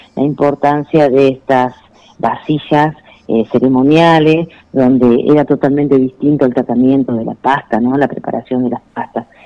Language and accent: Spanish; Comodoro Rivadavia, Chubut, Argentina; moved away as an adult; also born or lived in Mendoza; now in Catamarca, Argentina; me crié en Comodoro Rivadavia, soy sureña, soy nací en Chubut